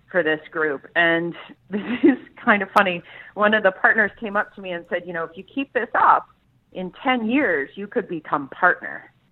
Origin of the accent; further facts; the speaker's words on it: Columbus, Ohio, United States; Like I grew up in Columbus, Ohio, and I didn't want to be landlocked anymore.